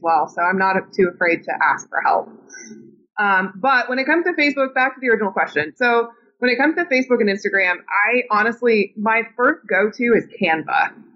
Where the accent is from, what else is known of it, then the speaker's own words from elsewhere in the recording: Indiana, United States; growing up in Indiana